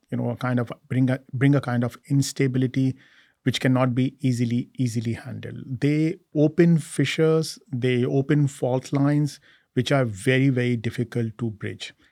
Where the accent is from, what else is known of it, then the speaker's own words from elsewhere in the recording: India; I am an Indian. I'm an Indian passport holder. I go back to India. I live in India. I work in India.